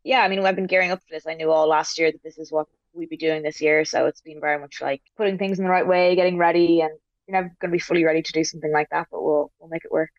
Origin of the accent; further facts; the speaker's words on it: Dublin, Leinster, Ireland; I'm from Dublin